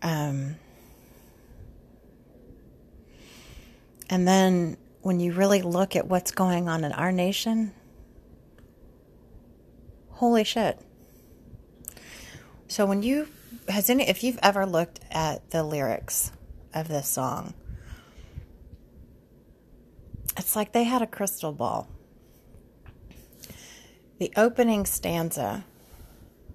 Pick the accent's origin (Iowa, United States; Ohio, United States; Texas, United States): Texas, United States; Sugar Land; I grew up in the Southwest side, so I grew up in Sugar Land.